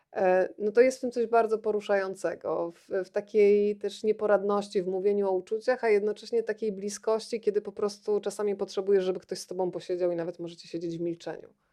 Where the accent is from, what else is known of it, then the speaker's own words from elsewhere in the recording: Rzeszów, Subcarpathian Voivodeship, Poland; moved away as an adult; dorastałam w latach 80. w Rzeszowie